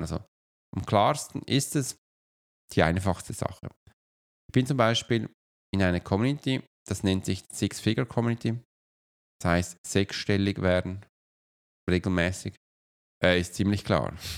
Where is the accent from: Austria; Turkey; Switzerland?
Switzerland; wenn ich als Schweizer nach Deutschland komme